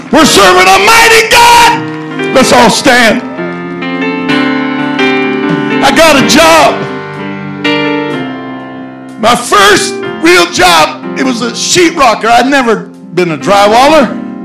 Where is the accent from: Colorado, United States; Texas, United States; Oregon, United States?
Colorado, United States; moved away; I was raised in Colorado.